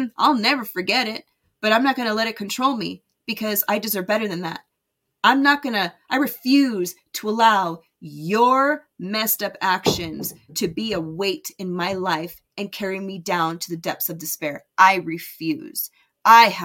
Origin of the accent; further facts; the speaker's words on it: United States; moved away as an adult; also born or lived in Las Vegas, Nevada / California; now in Utah, United States; I grew up in Vegas and California where the weather was nice and warm